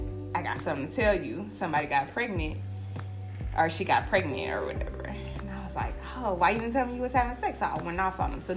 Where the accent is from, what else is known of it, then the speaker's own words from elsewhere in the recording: California, United States; I'm from California. So I said, oh, that's a Southern mindset too.